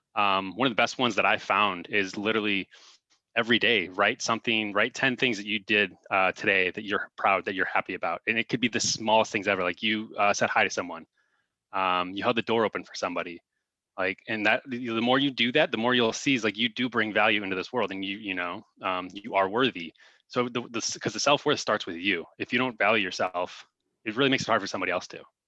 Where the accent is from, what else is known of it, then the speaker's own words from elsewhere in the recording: Crown Point, Indiana, United States; moved away as an adult; now in Arizona, United States; I'm originally from, uh, Crown Point, Indiana